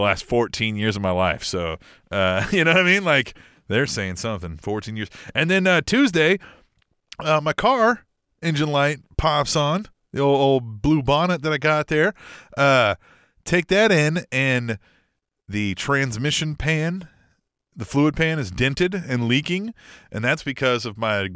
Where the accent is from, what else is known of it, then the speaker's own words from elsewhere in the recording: Midwest, United States; us Midwestern boys